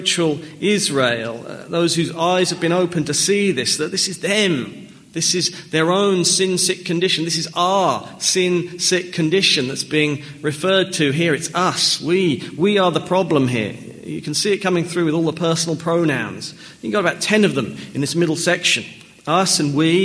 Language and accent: English; Norfolk near Norwich, East of England, United Kingdom; I was born in England. I grew up in Norfolk near Norwich